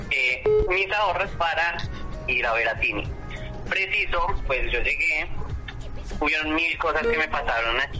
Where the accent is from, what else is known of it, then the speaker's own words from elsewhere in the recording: Colombia; moved away as an adult; now in Buenos Aires, Argentina; Yo vivo en Villa Crespo, yo soy colombiano, no soy argentino.